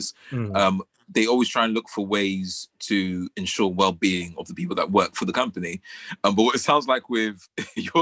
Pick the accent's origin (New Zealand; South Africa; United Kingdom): United Kingdom; London; we are from London. We're from London, England, Britain, the UK, in the middle of Southeast London